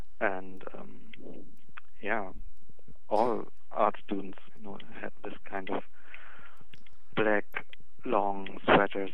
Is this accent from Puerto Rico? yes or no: no; Northern Germany, Germany; English is a second language; Near Hamburg.